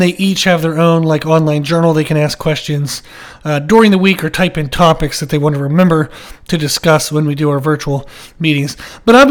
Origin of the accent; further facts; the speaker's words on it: Pennsylvania, United States; now in South Carolina, United States; I grew up in Pennsylvania, and then I moved down to South Carolina, and that's where I live now